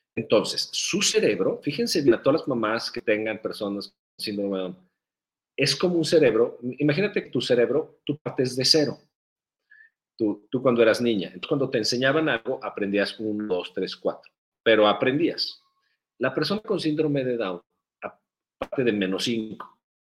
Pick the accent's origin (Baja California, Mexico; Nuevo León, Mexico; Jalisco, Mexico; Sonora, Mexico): Jalisco, Mexico; Guadalajara; la primera vez que yo me acuerdo, muy chiquito, de ir a unos tacos aquí en la ciudad de Guadalajara.